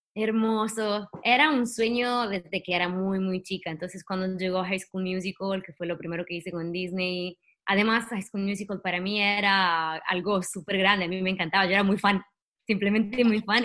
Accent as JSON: {"language": "Spanish", "country": "Italy", "accent": "Italian", "second_language": "Spanish", "moved": "yes", "lives_now": "Los Angeles, United States", "said": "como creo que se entiende por mi acento, soy italiana"}